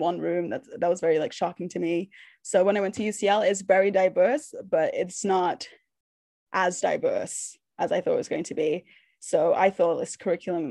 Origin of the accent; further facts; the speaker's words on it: Nova Scotia, Canada; moved away; also born or lived in Manchester; I'm from Nova Scotia. I lived in Manchester for a long time, but I lived in Nova Scotia longer